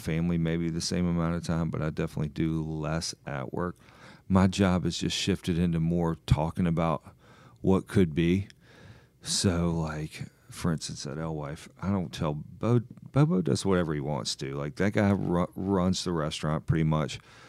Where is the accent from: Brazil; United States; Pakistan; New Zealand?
United States; South Carolina; moved away; I grew up in South Carolina. My mom's family was from the lower part of the state. My dad's family was from, like, the foothills.